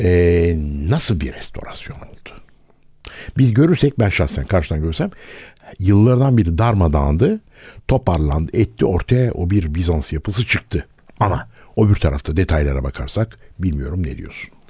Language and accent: Turkish; Istanbul, Turkey; biz çok çok sevindik İstanbullular olarak